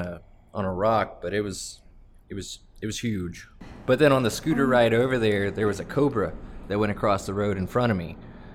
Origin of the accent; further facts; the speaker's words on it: Canton, Georgia, United States; also born or lived in Woodstock, Georgia; I am originally from Woodstock, but I've lived in Canton for probably 25 of the 32 years I've been on Earth.